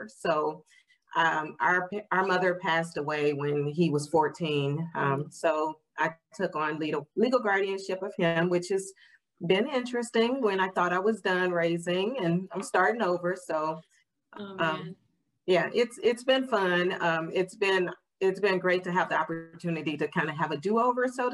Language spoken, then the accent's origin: English; St. Louis, Missouri, United States; moved away as an adult; also born or lived in West Virginia; now in Canton, Ohio, United States; I'm originally from St. Louis. Grew up in the heart of St. Louis, graduated from high school there